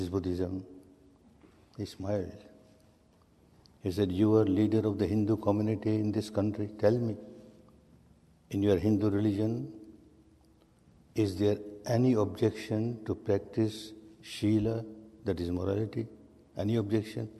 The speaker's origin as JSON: {"language": "English", "country": "Myanmar", "tie": "born or raised there", "said": "I was born and brought up in Burma in a very staunch, conservative, Sanatani family"}